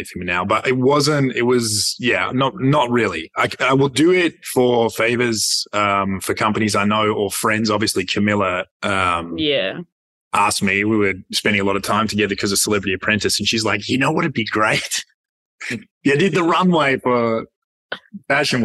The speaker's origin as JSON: {"language": "English", "town": "Perth", "region": "Western Australia", "country": "Australia", "tie": "born or raised there", "said": "Perth born."}